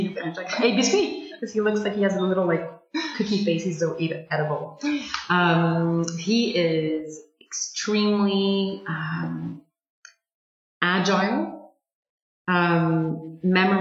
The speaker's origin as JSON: {"language": "English", "town": "Montreal", "region": "Quebec", "country": "Canada", "also_born_or_lived": "Sainte-Adèle, Quebec", "moved": "yes", "lives_now": "Ottawa, Canada", "said": "I'm a Montrealer, and I'm used to a bigger city, but I grew up in the Laurentians"}